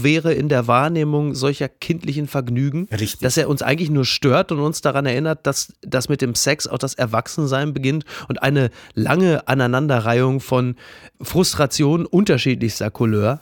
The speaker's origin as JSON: {"language": "German", "area": "Ruhr area", "region": "North Rhine-Westphalia", "country": "Germany", "tie": "born or raised there", "said": "Ich bin ein Kind des Ruhrgebiets, äh, in den 90ern im Ruhrgebiet sozialisiert"}